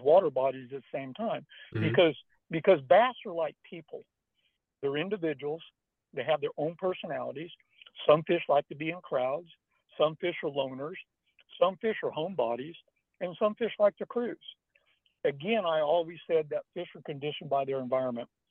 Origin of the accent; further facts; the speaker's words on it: Northern California, United States; I was born and raised in Northern California